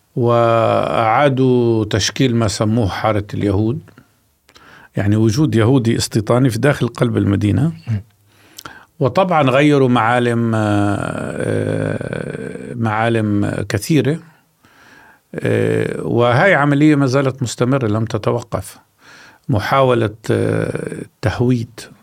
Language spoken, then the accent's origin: Arabic; Jerusalem, Palestine; also born or lived in West Bank; أنا مش بس ولدت في القدس أنا كمان عملت في القدس كطبيب لمدة 15 سنة